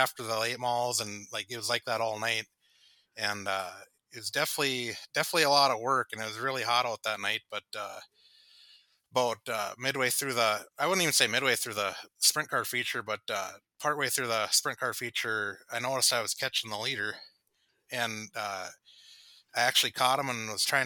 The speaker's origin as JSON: {"language": "English", "town": "Harwood", "country": "United States", "tie": "born or raised there", "said": "Growing up in Harwood"}